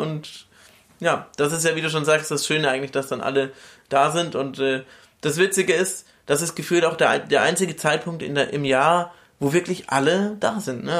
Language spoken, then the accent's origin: German; Bamberg, Bavaria, Germany; now in Cologne, Germany; aus meiner Heimat in Bamberg